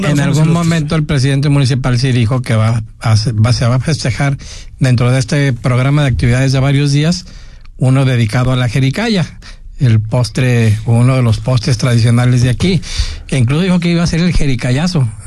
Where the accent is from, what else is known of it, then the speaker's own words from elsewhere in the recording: Guadalajara, Jalisco, Mexico; siendo tapatío